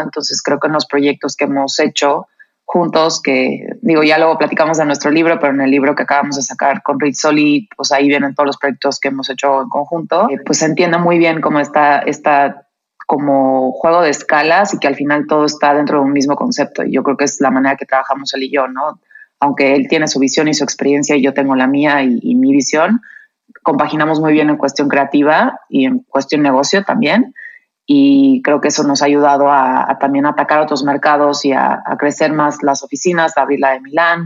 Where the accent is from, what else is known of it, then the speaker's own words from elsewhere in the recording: Cuernavaca, Morelos, Mexico; now in Mexico City, Mexico; yo crecí en Cuernavaca